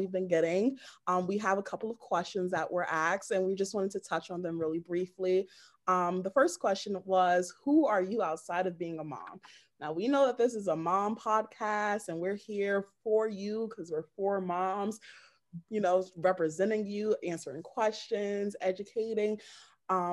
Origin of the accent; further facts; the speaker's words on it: United States; I'm from the United States of America